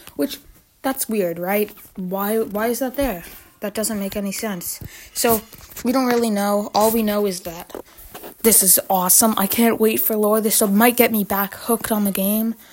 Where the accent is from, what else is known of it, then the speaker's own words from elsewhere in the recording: Canada; I'm Canadian